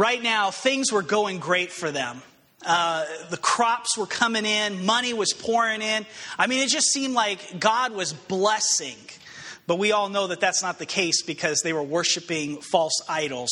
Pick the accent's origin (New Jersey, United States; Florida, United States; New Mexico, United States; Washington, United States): New Mexico, United States; Albuquerque; moved away as an adult; I grew up in Albuquerque, New Mexico, and last time I lived at home, I was, I think, 19, maybe 20 years old.